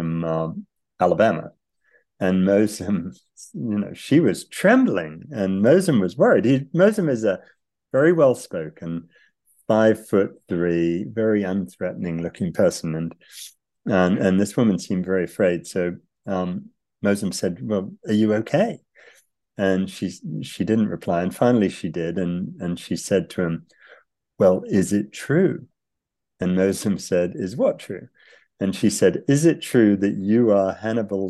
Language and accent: English; United Kingdom; moved away; also born or lived in United States; I grew up in Britain